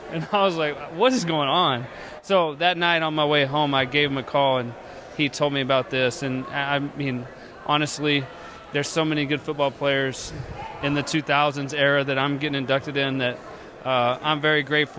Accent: Tuscola, Texas, United States; moved away; I'm representing where I grew up, my hometown, went to Tuscola Jim Ned High School. My family, my parents still live there, still have tons of friends and relations.

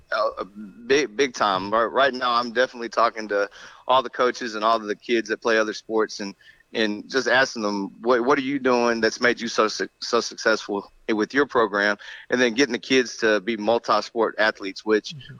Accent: Rockdale, Texas, United States; moved away as an adult; also born or lived in DeSoto, Texas / Little Elm, Texas; I grew up in Rockdale, right outside of Austin. My parents still live there

